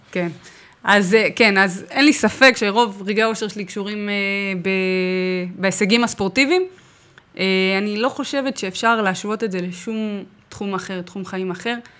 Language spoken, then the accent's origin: Hebrew; Herzliya, Tel Aviv District, Israel; אני במקור מהרצליה